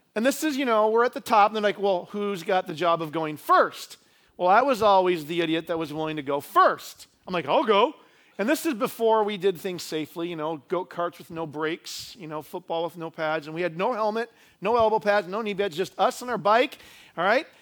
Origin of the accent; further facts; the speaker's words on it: Idaho Falls, Idaho, United States; When I was a kid growing up in Idaho Falls, we lived out in the country